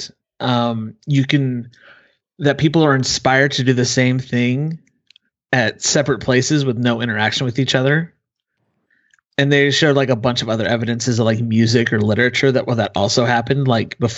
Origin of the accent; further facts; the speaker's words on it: Utah, United States; moved away; I grew up in Utah